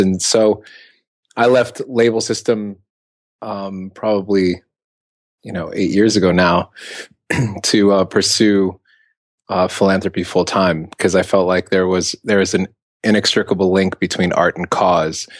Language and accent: English; Ethiopia; I'm from Ethiopia